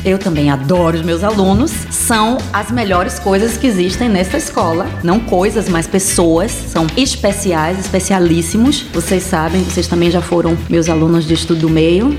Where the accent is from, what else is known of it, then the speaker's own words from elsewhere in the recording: Bahia, Brazil; moved away; Mas na minha região, eu venho da Bahia, e lá na minha região a gente também fala a palavra preto e preta